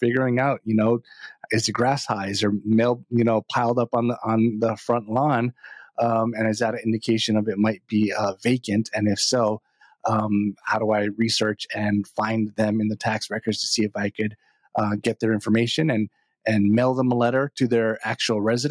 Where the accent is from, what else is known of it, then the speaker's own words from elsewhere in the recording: Hawaii, United States; moved away as an adult; now in Northern Virginia, United States; I'm from Hawaii originally. So I was born and raised there